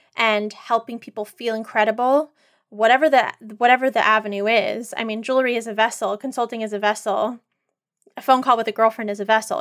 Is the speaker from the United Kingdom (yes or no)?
no; Northern California, United States; growing up in Northern California, pre-internet, you know, pre-social media